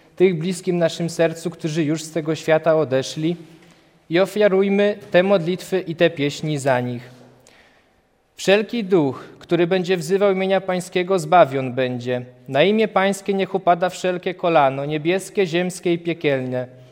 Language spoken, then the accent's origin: Polish; Kurpie, Poland; u nas na Kurpiach